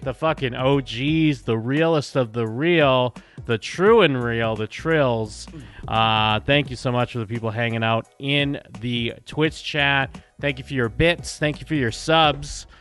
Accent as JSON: {"language": "English", "region": "East Coast", "country": "United States", "tie": "born or raised there", "said": "growing up in the East Coast"}